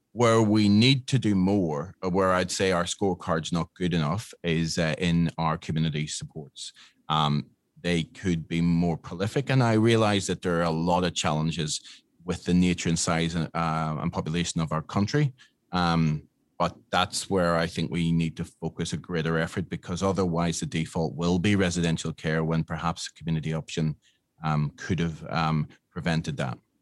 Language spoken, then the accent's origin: English; Northern Ireland, United Kingdom; moved away as an adult; now in Australia; I am from Northern Ireland